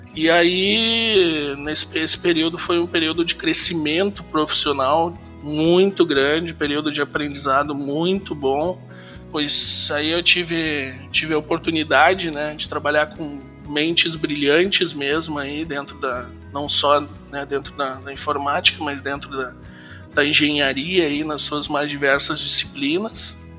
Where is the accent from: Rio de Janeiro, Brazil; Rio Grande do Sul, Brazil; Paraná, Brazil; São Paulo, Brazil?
Rio Grande do Sul, Brazil; Santa Maria; now in Sapiranga, Brazil; sou nascido em Santa Maria e aos 15 anos, em 95, 1995, nós nos mudamos de Santa Maria para Sapiranga, aqui no Rio Grande do Sul